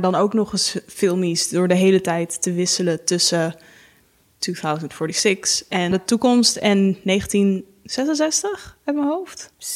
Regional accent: Haarlem, North Holland, Netherlands; ik kom zelf uit Haarlem

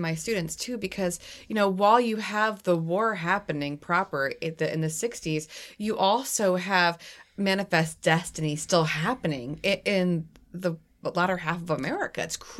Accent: New England, United States; I have a weird accent, too, because I'm actually from New England. So I overcompensate and try to overpronounce my R's because I'm not used to saying R's.

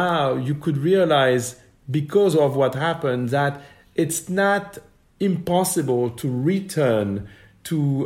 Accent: Paris, Île-de-France, France; a young boy born and raised in Paris

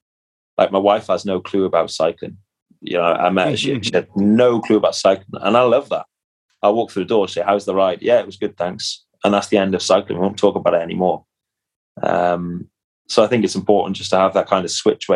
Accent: Cardiff, Wales, United Kingdom; my hometown is Cardiff

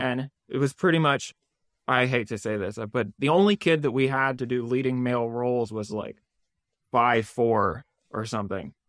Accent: Maryland suburbs, United States; I grew up in the Maryland suburbs

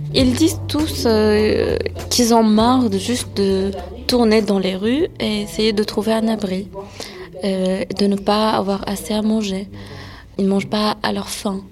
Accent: France; vu que mes parents sont nés en Syrie, moi je suis née en France

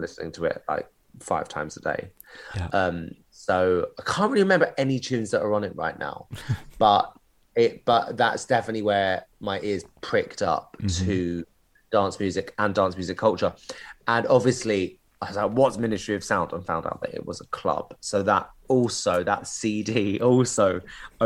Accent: Canterbury, South East England, United Kingdom; moved away; also born or lived in London; I grew up in Canterbury, in Kent

